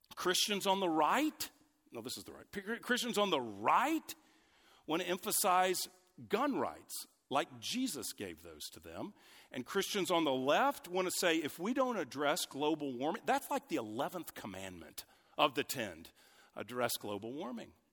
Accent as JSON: {"language": "English", "country": "United States", "tie": "born or raised there", "said": "I'm an American, grew up in the U S"}